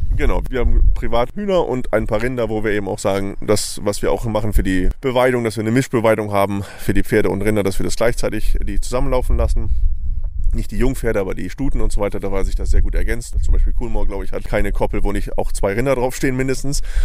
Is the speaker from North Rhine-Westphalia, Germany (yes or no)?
no; Ottersberg, Lower Saxony, Germany; Ich komme aus Ottersberg, was quasi vom Fährhof glaube, zehn Kilometer weg ist.